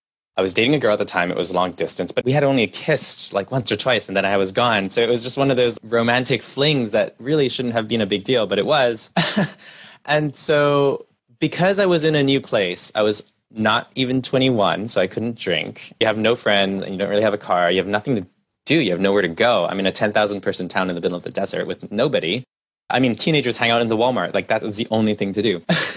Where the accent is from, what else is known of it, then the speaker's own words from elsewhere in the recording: Canada; born there; My parents are first generation Chinese Malaysian immigrants, and I was born in Canada.